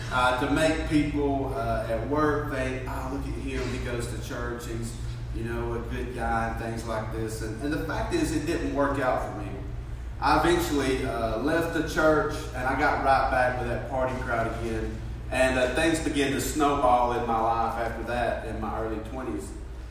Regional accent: Fort Payne, Alabama, United States; moved away; I'm from Fort Payne. I'm not even from this area

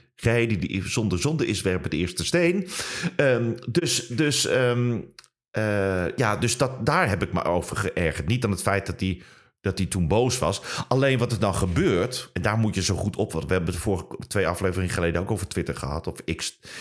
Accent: Netherlands; accent: Dutch; now in Germany; hier in Duitsland werkt en ze horen dat je in Nederland accent hebt

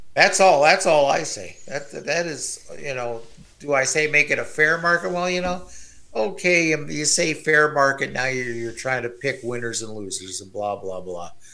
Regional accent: Canada; As a Canadian

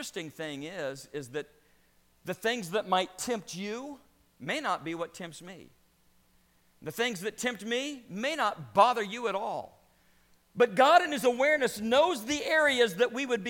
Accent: Louisiana, United States; I grew up in Louisiana

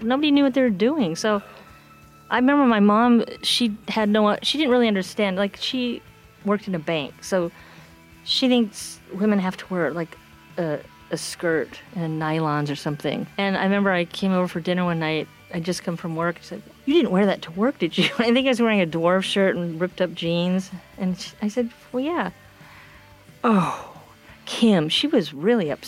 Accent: Seattle, Washington, United States; moved away as an adult; now in Maine, United States; I was born and raised in Seattle

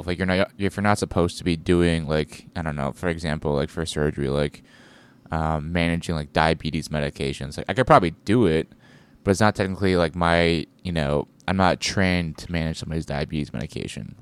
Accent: United States; being an American

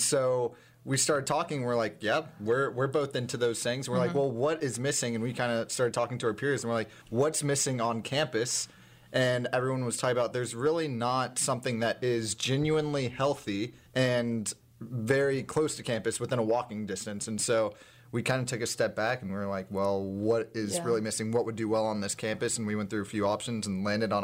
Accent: Dallas, Texas, United States; I'm from Dallas

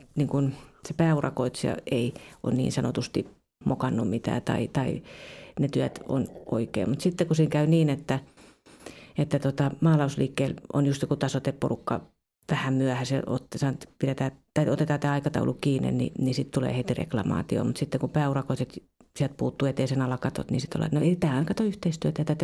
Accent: Kuusankoski, Kymenlaakso, Finland; moved away as an adult; also born or lived in Turku; mä oon siis Kuusakoskelta kotoisin ja mä lähdin sitten kaksikymppisenä tuonne Turkuun pelaamaan jalkapalloa

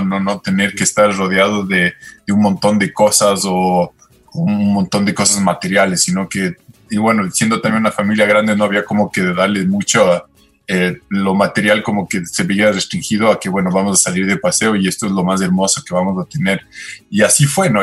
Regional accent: Quito, Pichincha, Ecuador; also born or lived in Canada / New Zealand / Australia; nací en Quito y, básicamente casi toda mi vida he vivido acá

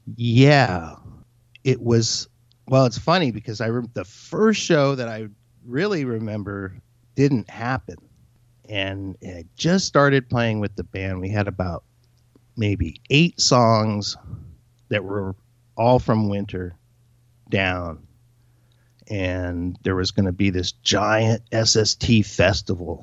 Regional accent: Torrance, California, United States; I grew up in Torrance, California.

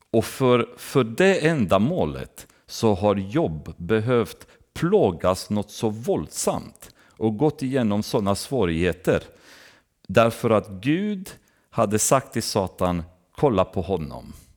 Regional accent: Romania; moved away; när jag växte upp i, i Rumänien så gick jag med i baptistkyrkan

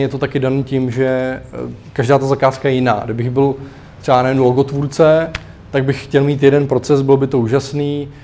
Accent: Klatovy, Plzeň Region, Czechia; moved away; u nás v Klatovech, kde jsem, jako, vyrůstal

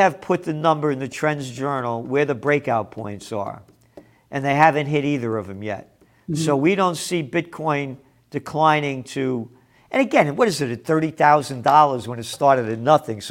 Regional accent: United States; I am an American.

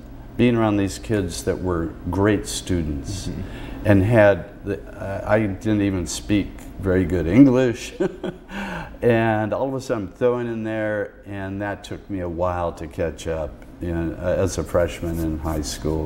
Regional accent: Oakland, California, United States; now in Seattle, United States; I was born here in Oakland

